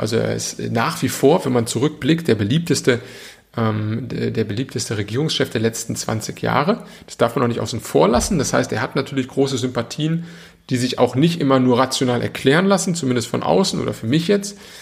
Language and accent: German; Germany; Bei uns in Deutschland